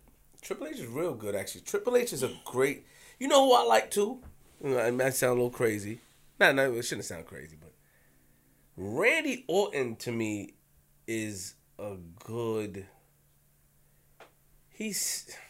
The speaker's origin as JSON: {"language": "English", "town": "Queens", "region": "New York", "country": "United States", "said": "I'm from Queens"}